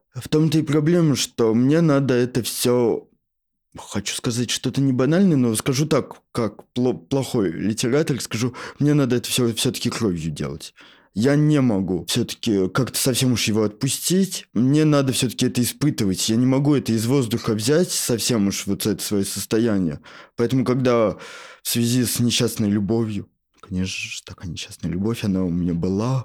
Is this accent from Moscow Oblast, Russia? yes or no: yes; Shatura, Moscow Oblast, Russia; я сам из Подмосковья